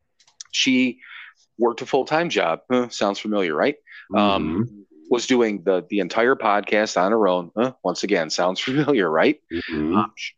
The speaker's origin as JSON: {"language": "English", "town": "Cleveland", "region": "Ohio", "country": "United States", "tie": "born or raised there", "said": "I grew up there and spent so much time there."}